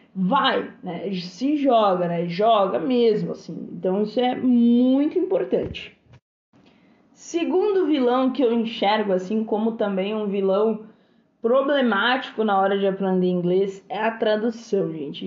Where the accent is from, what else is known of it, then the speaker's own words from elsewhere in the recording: Brazil; Somos brasileiros, falamos português fluentemente